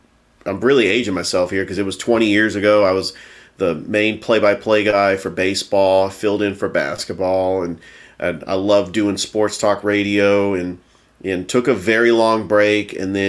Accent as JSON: {"language": "English", "area": "San Francisco Bay Area", "region": "California", "country": "United States", "tie": "born or raised there", "moved": "yes", "lives_now": "Columbus, United States", "said": "I was born and raised in the San Francisco Bay Area."}